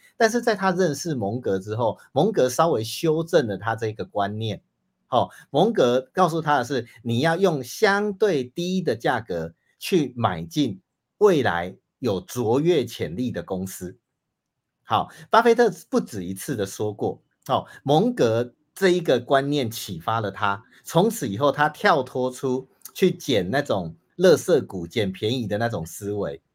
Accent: Taiwan; 我们台湾人

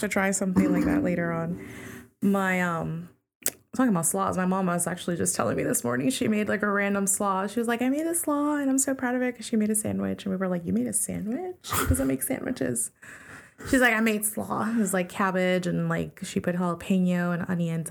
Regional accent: New York, United States; I grew up in New York 'cause I was born there

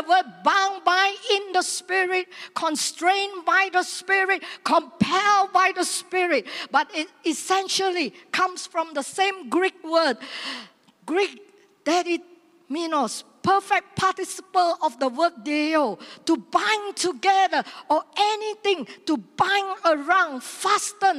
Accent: Seremban, Negeri Sembilan, Malaysia; my hometown

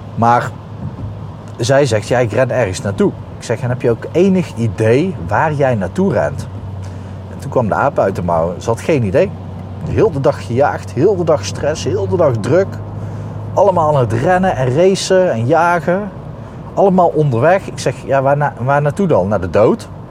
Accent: Breda, North Brabant, Netherlands; accent: soft G from Breda

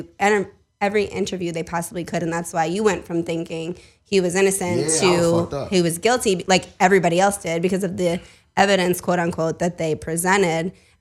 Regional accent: tri-state area, United States; Okay, so I'm from the Tri-State.

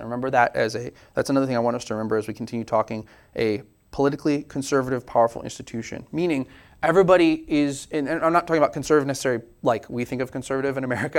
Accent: United States; we're very American

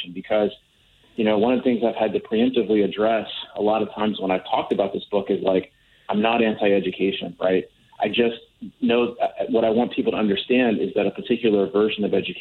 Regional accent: Wisconsin, United States; my home state of Wisconsin

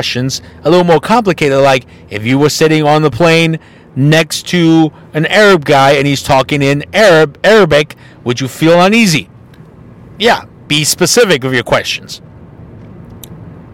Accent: Mexico; moved away; I'm from Mexico, knowing that I have a Mexican name, even though I look Caucasian

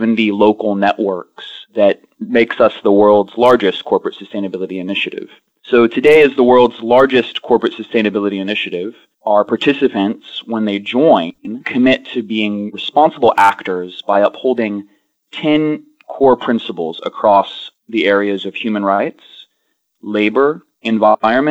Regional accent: Austin, Texas, United States; moved away; also born or lived in Greece; I grew up in Austin, Texas, but also in Greece

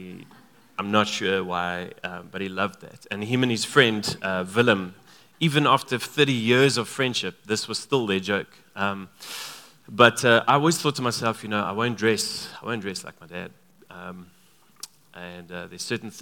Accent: Free State, South Africa; Both him and I grew up in the Free State.

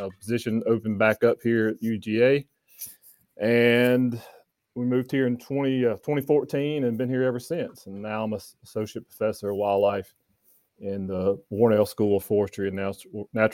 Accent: North Carolina, United States; moved away as an adult; also born or lived in Florida / Mississippi; now in Georgia, United States; I'm originally from North Carolina. I grew up working on a tobacco farm back home in North Carolina and spent all the way up until I was 22 years old there

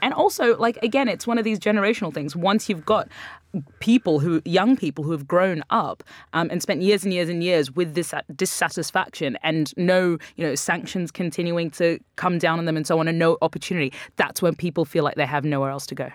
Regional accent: Brisbane, Queensland, Australia; moved away; my hometown of Brisbane

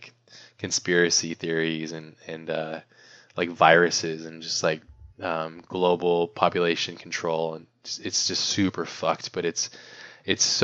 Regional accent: Hawaii, United States; moved away; I grew up in Hawaii

